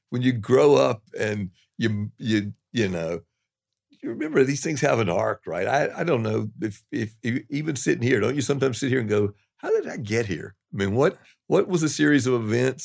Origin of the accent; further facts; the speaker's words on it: the South, United States; moved away; also born or lived in New York; I'm a Southerner